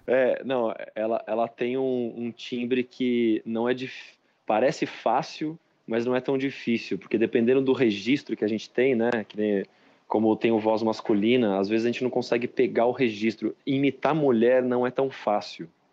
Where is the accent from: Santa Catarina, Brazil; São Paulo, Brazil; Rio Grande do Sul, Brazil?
São Paulo, Brazil; Bragança Paulista; eu venho de uma cidade assim, Bragança Paulista